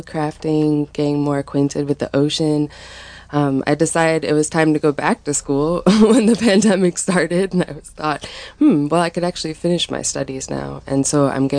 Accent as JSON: {"language": "English", "region": "New York", "country": "United States", "tie": "born or raised there", "also_born_or_lived": "Prescott, Arizona, United States", "moved": "as an adult", "lives_now": "Anderson Valley, United States", "said": "I grew up in New York"}